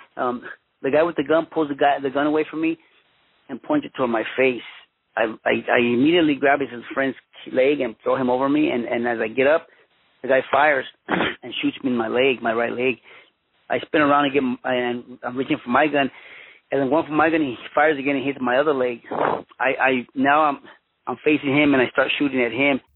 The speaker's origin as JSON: {"language": "English", "town": "Los Angeles", "region": "California", "country": "United States", "tie": "born or raised there", "also_born_or_lived": "Mexico / Huntington Park / Boyle Heights", "said": "I was born in Mexico, but I was uh, raised in Los Angeles, California. My parents came to the United States when I was uh, one year old."}